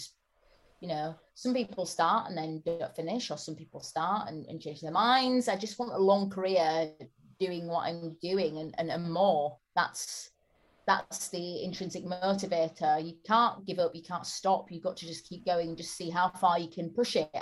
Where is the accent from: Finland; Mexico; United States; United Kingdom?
United Kingdom; Bradford, Yorkshire and the Humber; I'm from Bradford, which is an area with a lot of poverty